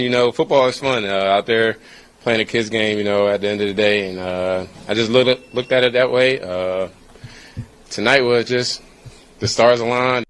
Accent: Pennsylvania, United States; I'm from Pennsylvania

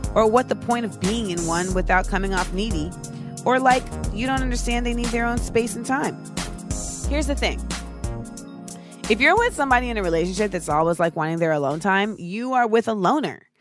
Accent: Orlando, Florida, United States; growing up in Orlando

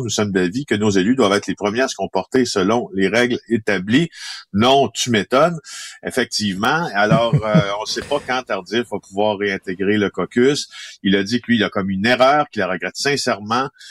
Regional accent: Ville-Marie, Quebec, Canada; je suis né en Abitibi-Témiscamingue dans un petit village qui s'appelle Ville-Marie de 3000 personnes

